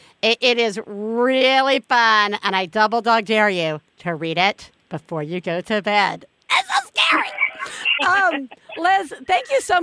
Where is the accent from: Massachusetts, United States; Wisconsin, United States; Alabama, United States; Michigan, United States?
Alabama, United States; Tuscaloosa; moved away; the house that Helen Michelle and I grew up in Tuscaloosa.